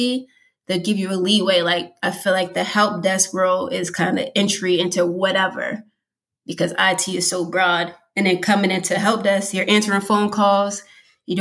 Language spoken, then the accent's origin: English; Massachusetts, United States; moved away as an adult; now in Virginia, United States; I'm originally from Massachusetts. I moved down here to Virginia 5 years ago